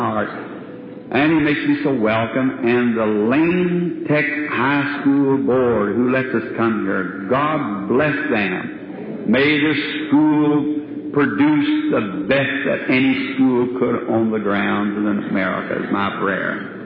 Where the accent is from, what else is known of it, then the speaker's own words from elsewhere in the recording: Jeffersonville, Indiana, United States; That's my hometown. Pardon me. That's where I was raised